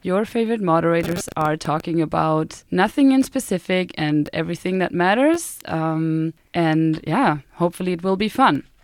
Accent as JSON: {"language": "English", "town": "Bamberg", "region": "Bavaria", "country": "Germany", "tie": "born or raised there", "second_language": "English", "moved": "yes", "lives_now": "Sweden", "said": "I grew up in the south of Germany, in Bavaria, and I grew up in this tiny beer town called Bamberg."}